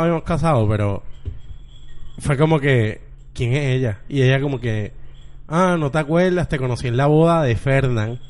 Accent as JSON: {"language": "Spanish", "town": "Bayamón", "country": "Puerto Rico", "lives_now": "Carolina, Puerto Rico", "said": "yo soy de Bayamón"}